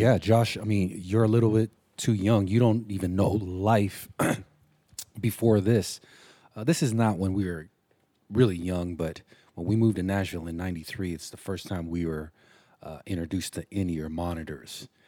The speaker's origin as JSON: {"language": "English", "country": "Samoa", "tie": "born or raised there", "moved": "yes", "said": "growing up in Samoa, where there was almost none"}